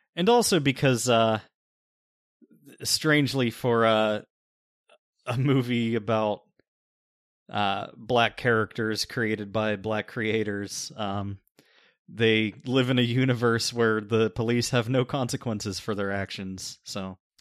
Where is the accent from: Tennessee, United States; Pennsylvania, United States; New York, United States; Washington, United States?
Pennsylvania, United States; we're both from Pennsylvania